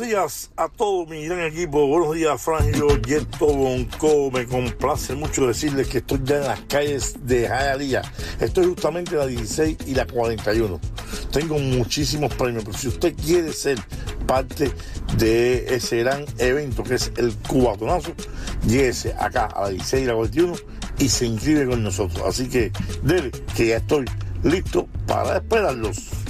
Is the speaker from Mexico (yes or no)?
no; Cuba; yo como cubano